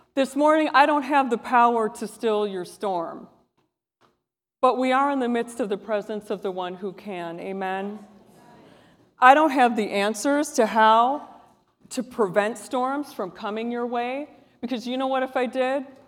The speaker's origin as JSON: {"language": "English", "region": "Wisconsin", "country": "United States", "moved": "yes", "said": "I'm from Wisconsin"}